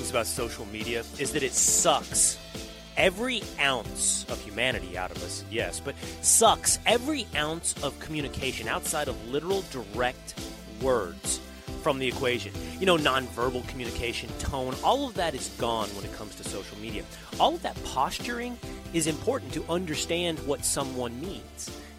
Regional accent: Texas, United States; moved away as an adult; also born or lived in New York; I'm broadcasting to you live from Texas today. I'm in this sort of limbo, weird transition in life. Am I back to being a Texan? Have I moved out of New York?

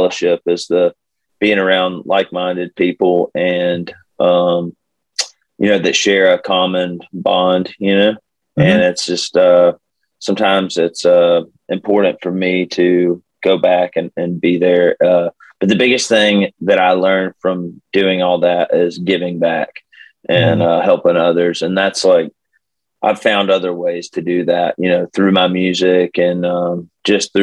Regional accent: Birmingham, Alabama, United States; moved away as an adult; now in Nashville, United States; I live in Nashville, and I'm originally from Birmingham, Alabama

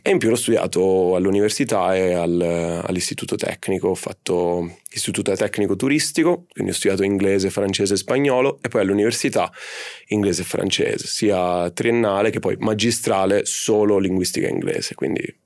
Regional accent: Cefalù, Sicily, Italy; Siciliano, sono Siciliano. di Cefalù, mamma e papà siciliani

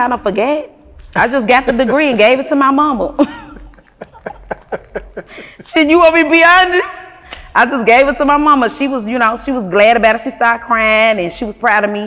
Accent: Memphis, Tennessee, United States; I'm from Memphis, Castalia, okay. South Memphis

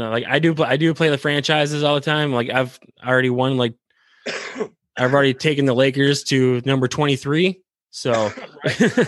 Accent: Michigan, United States; I'm from Michigan

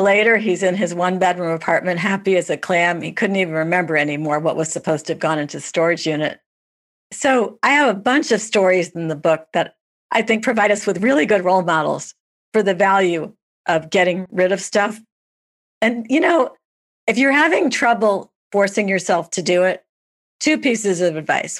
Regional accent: New York, United States; I'm a New Yorker

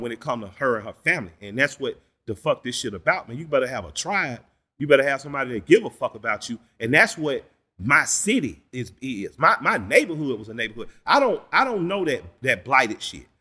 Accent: Atlanta, Georgia, United States; I'm from the Collier Heights in Adamsville

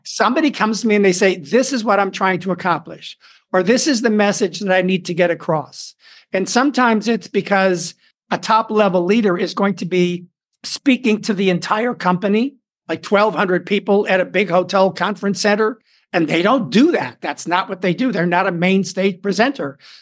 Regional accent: Chicago, Illinois, United States; moved away as an adult; also born or lived in Hollywood; started studying acting in Chicago, my hometown

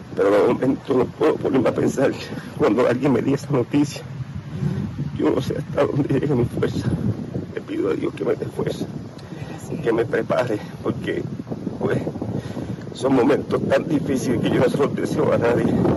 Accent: Vega Baja, Puerto Rico; yo soy aquí de Vega Baja Natural

